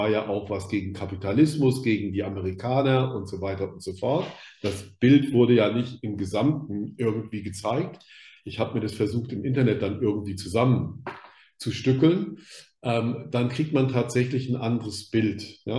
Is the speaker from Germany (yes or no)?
yes; Rhineland-Palatinate, Germany; Ich komme aus der Pfalz, da gab es eine ganz starke Fraktion im Pfälzerwald, da gab es auch eine Wehrsportgruppe